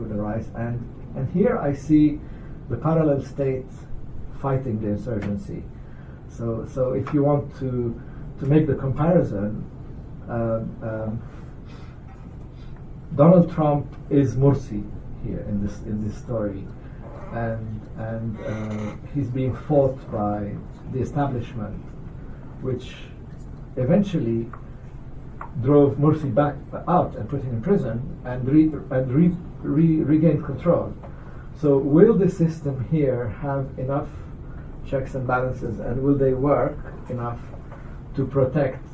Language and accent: English; Lebanon; now in United States; I'm from Lebanon.